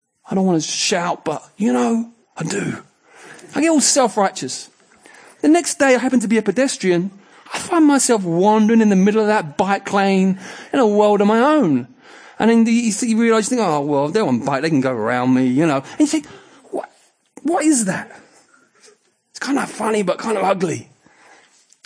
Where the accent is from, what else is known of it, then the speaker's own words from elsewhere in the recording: England, United Kingdom; we would say we are culturally English